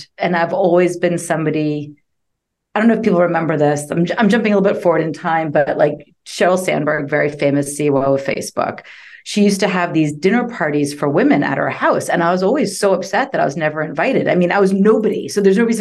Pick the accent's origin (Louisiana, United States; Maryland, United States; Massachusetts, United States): Massachusetts, United States; Boston; moved away as an adult; also born or lived in London, England; now in Austin, United States; I grew up outside of Boston in the suburbs.